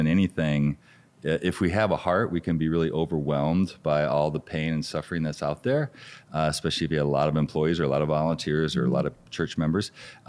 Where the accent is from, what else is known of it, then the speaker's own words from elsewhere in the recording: Michigan, United States; I grew up in Michigan.